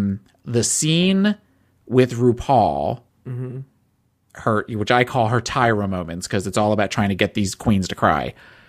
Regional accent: New Jersey, United States; I am from South Jersey. South Jersey, born and raised.

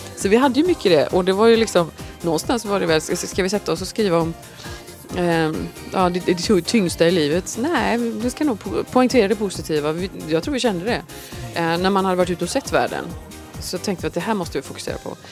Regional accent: Gothenburg, Västra Götaland, Sweden; hemma i Göteborg

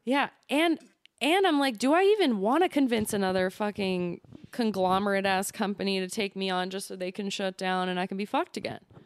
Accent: Lemont, Illinois, United States; also born or lived in Elmwood Park, Illinois; I'm originally from Lamont

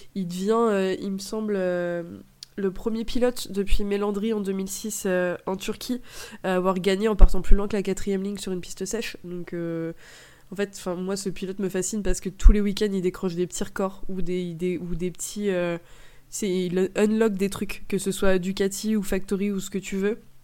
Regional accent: France; on est Français

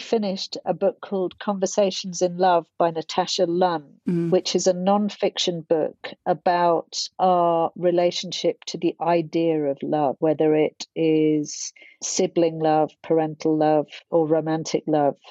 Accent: London, United Kingdom; growing up in Hackney, where it wasn't very safe in the 80s

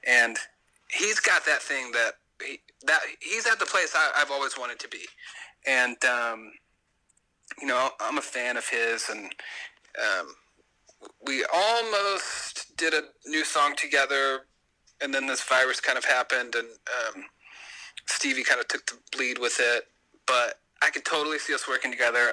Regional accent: the South, United States; I'm from the South, and it's the way I was raised

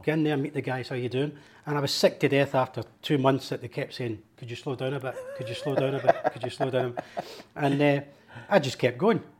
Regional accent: Glasgow, Scotland, United Kingdom; moved away; When I was brought up in Scotland

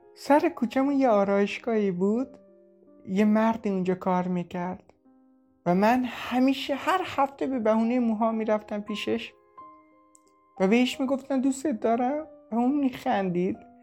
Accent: Shiraz, Fars, Iran; moved away as an adult; now in Turkey; اصالتا شیرازی هستم

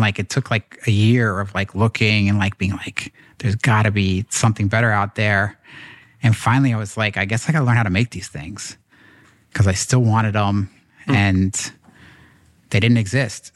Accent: New York, United States; I grew up here in in New York

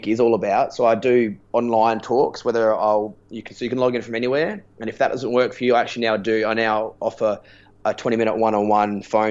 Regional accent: Adelaide, South Australia, Australia; moved away; I'm from Adelaide

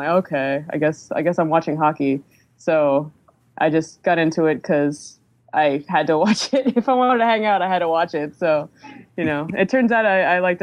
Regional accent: New York City, New York, United States; I'm from New York, from the actual city of New York.

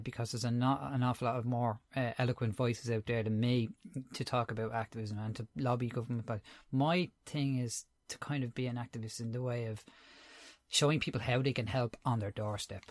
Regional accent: Dublin, Leinster, Ireland; also born or lived in Tallaght; I'm originally from Crumlin in Dublin. Um, I grew up there. Uh, I'm living in Talla now.

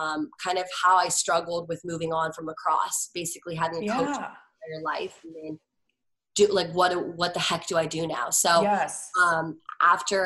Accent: Washington, District of Columbia, United States; moved away as an adult; also born or lived in Virginia / Los Angeles; I grew up in Washington, D.C.

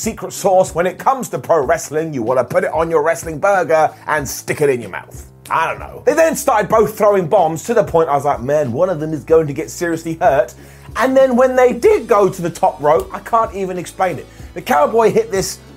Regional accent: United Kingdom; I am a British person

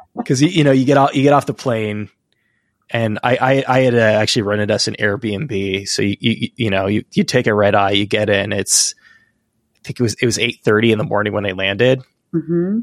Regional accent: Barcelona, Catalonia, Spain; now in United States; I'm from the, the West Coast of Spain, the Mediterranean

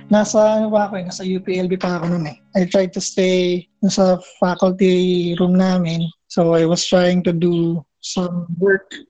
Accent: Pulilan, Central Luzon, Philippines; moved away as an adult; now in Los Baños, Philippines; dun sa hometown namin sa Pulilan, Bulacan. Simple lang yung buhay sa Pulilan eh. Although may mga developed na lugar na, So marami pa rin kaming sakahan. So meron pa rin talagang probinsya feels dun sa lugar namin.

